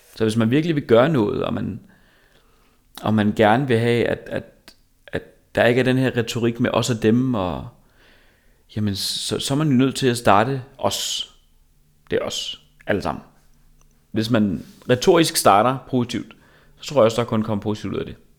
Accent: Korsør, Zealand, Denmark; jeg er fra Korsør

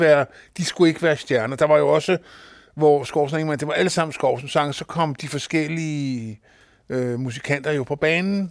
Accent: Kokkedal, Capital Region of Denmark, Denmark; also born or lived in Christianshavn, Copenhagen; jeg stammer oprindeligt fra Christianshavn, men jeg blev jo flyttet ud som så mange øh, til forstaden, da jeg var fem år gammel. Kom ud til Kokkedal

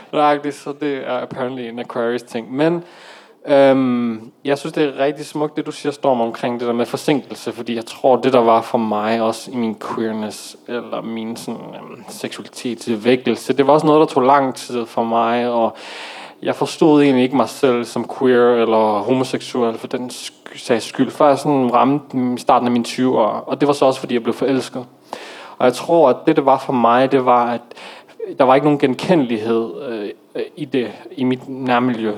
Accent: Aarhus, Central Denmark Region, Denmark; jeg er dansk marokkaner, øh, født og opvokset i Aarhus

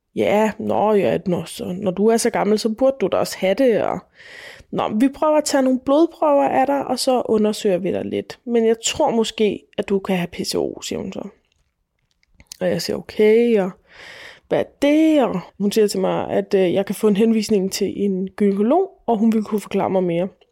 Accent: Falster, Zealand, Denmark; Jeg er født og opvokset på Falster

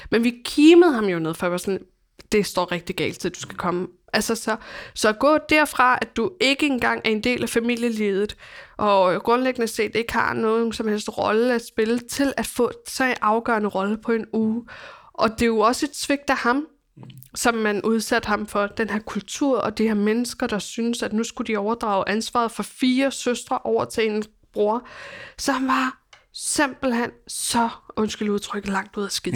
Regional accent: Copenhagen, Capital Region of Denmark, Denmark; mit barndomshjem ligger i på Amager

